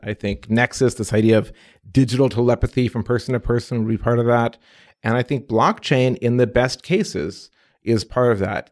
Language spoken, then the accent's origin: English; Midwest, United States; also born or lived in Egypt; I'm an immigrant kid, born in Egypt, age of three, came to the U S. My folks, exchange students, grew up about as American as American can be. Midwest boy, cornfields, U